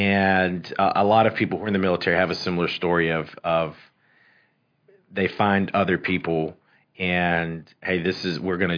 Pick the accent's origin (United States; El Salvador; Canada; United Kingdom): United States; Columbia, South Carolina; also born or lived in Mexico; My dad's from Mexico. My mom's from Nicaragua. They met in Texas at a seminary. And they were called to start a Hispanic church in Columbia, South Carolina. And so we came over when I was 4 years old.